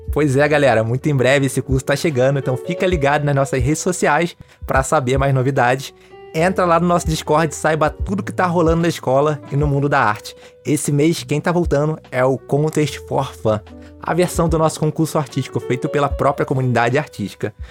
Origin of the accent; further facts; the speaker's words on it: Rio de Janeiro, Brazil; sou do Rio, sou do Rio